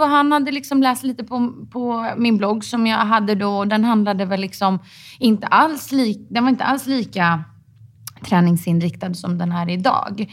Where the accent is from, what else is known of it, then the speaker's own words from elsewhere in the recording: Stockholm, Stockholm County, Sweden; Jag är från eh, Stockholm.